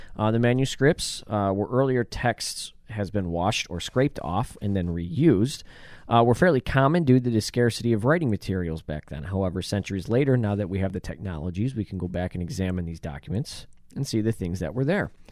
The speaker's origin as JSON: {"language": "English", "town": "Buffalo", "region": "New York", "country": "United States", "said": "I'm from Buffalo"}